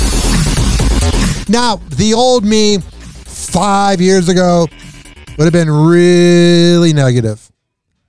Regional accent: Chicago, Illinois, United States; moved away; I'm from Chicago

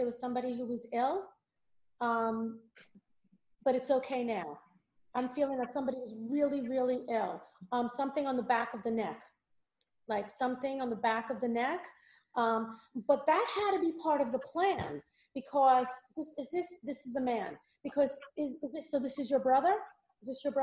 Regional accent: Valley Stream, New York, United States; accent: Long Island; I grew up in Valley Stream

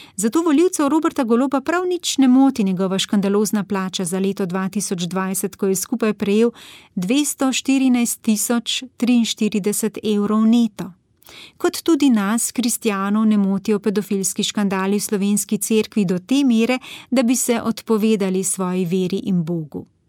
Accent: Slovenia; smo Slovenci

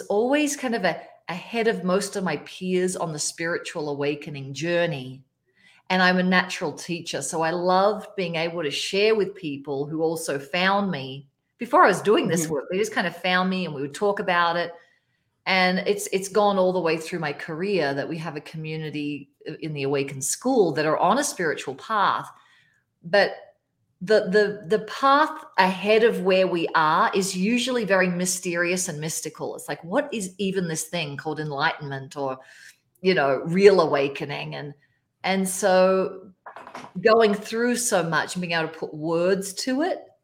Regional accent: Australia; now in Colorado, United States; I'm Australian. I live in Colorado now

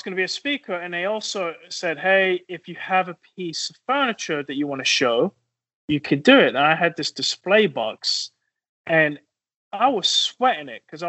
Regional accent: England, United Kingdom; And I'm from England. It's not a swear word in England.

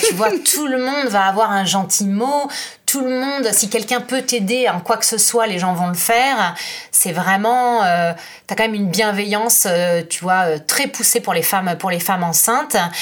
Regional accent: France; moved away as an adult; now in Florence, Italy; je suis française, je vis en Italie depuis 9 ans

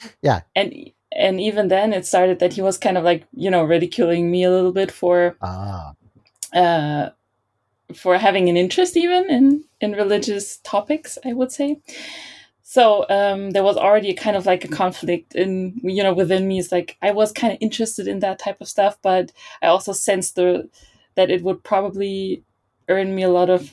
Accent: Berlin, Germany; I was born and raised in Berlin

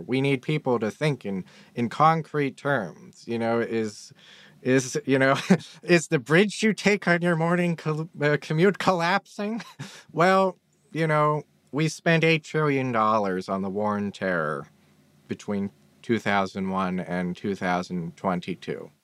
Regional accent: Pittsburgh, Pennsylvania, United States; I'm from Pittsburgh.

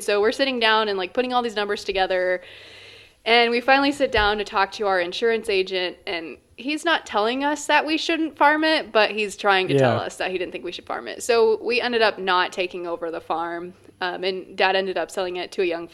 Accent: Columbus Junction, Iowa, United States; I grew up on a farm in southeast Iowa, so I originally hail from Columbus Junction

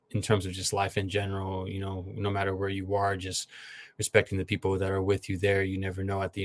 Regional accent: San Jose, California, United States; I'm from San Jose, California.

